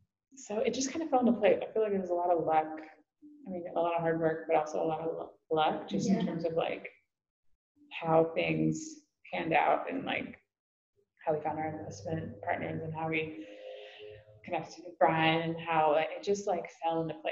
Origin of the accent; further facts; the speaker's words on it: Ohio, United States; also born or lived in Kentucky / California; now in North Carolina, United States; I'm from Ohio, Midwest, but my dad was military, so I kind of grew up all over, and my family loves to travel. Ended up in college in Kentucky, and then I moved to California for a few years